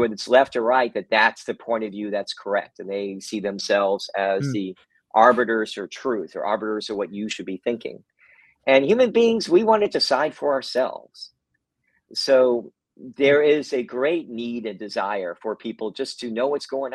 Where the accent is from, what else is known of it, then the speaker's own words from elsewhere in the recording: Kentucky, United States; now in San Francisco, United States; Actually, I'm from Kentucky originally